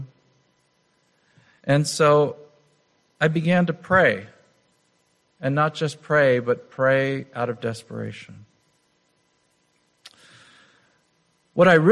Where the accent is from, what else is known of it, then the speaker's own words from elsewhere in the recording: United States; being an American